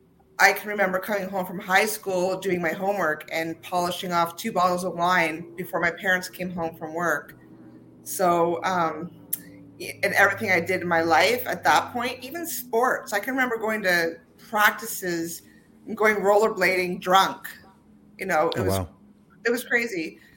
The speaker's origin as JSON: {"language": "English", "region": "Ontario", "country": "Canada", "tie": "born or raised there", "also_born_or_lived": "Toronto", "said": "So I was born in Toronto, and okay. My father was, he's now retired, a police officer. So I actually ended up, you know, traveling all throughout Ontario because of his job"}